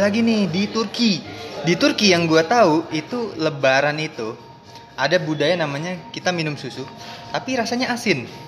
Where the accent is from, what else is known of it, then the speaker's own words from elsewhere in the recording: East Kalimantan, Indonesia; Gue sebenarnya orang Kalimantan Timur